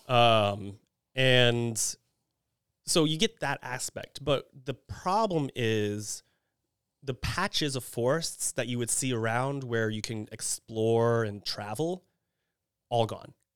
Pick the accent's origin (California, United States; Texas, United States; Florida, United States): Texas, United States; Kingwood; moved away; I'm from Houston, Texas, but specifically Kingwood, Texas